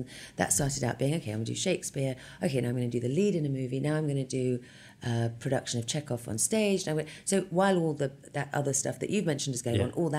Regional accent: England, United Kingdom; now in United States; But you know, I grew up in England, I've seen, by the time I was making Emma, I'd probably seen at least eight Hamlets.

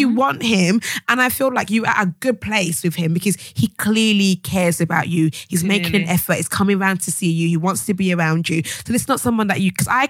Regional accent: Jamaica; I'm Jamaican, but I understand.

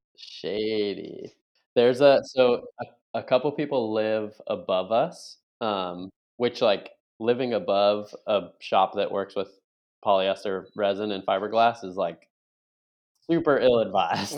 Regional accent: Buffalo, New York, United States; moved away as an adult; now in Virginia Beach, United States; I grew up in Buffalo, New York, primarily.

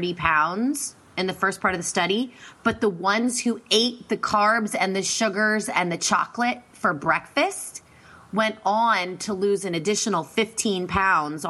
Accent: Pennsylvania, United States; I'm from Pennsylvania

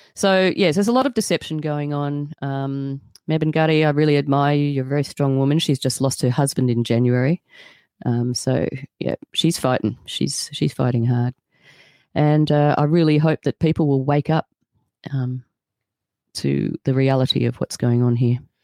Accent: Australia

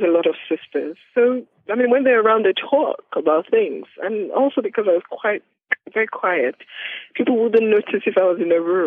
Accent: Ile-Ife, Osun, Nigeria; also born or lived in Ilesha; I grew up in Nigeria in a city called Ilesha, between Ilesha and Ilefe, where I am right now.

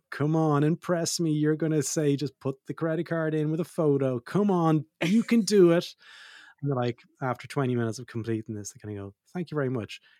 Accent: Australia; also born or lived in Ireland; Most people will know I'm dual citizen. I'm Australian and Irish.

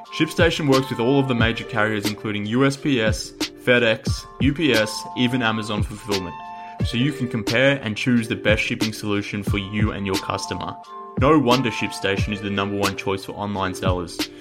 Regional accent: Australia; we're both Australian

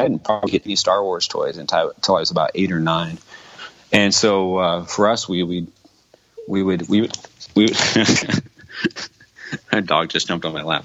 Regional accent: Arizona, United States; I grew up in Arizona in the desert

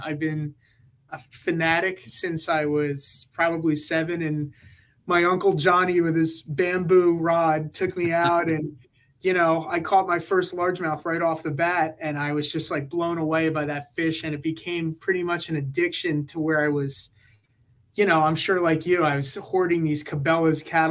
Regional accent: New Jersey, United States; now in Jersey Shore, United States; originally from North Jersey, but I've been living in the Jersey Shore region for the past, I don't know, 13 years or so

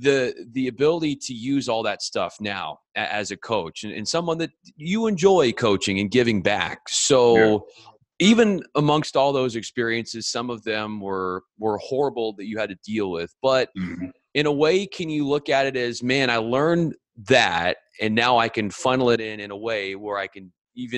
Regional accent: San Diego, California, United States; and I'm from San Diego, too

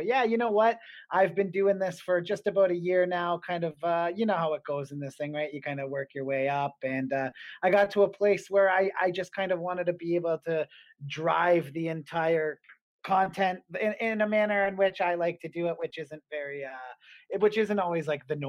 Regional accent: Ontario, Canada; because we're both from Niagara area.

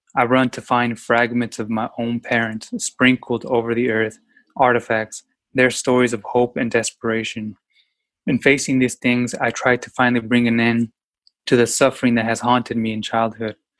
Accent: Yakima, Washington, United States; was born and raised in Yakima, Washington, very small town

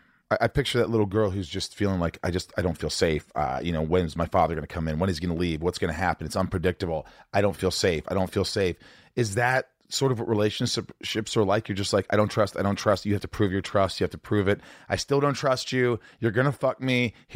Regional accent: Indiana, United States; In Indiana, but hang on.

